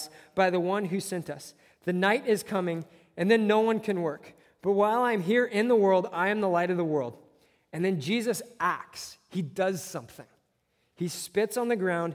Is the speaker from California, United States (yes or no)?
yes; Southern California, United States; I'm from Southern California